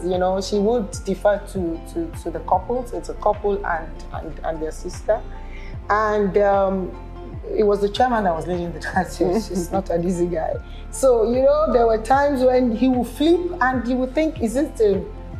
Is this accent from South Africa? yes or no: no; Nigeria; I'm Nigerian